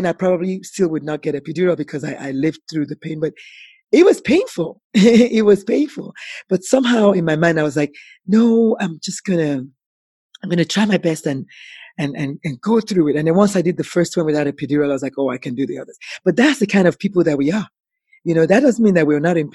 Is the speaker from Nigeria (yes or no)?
yes; Nigeria; moved away; As an African, as a Nigerian